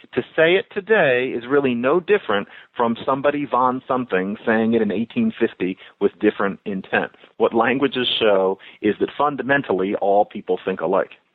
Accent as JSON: {"language": "English", "country": "United States", "said": "we're American"}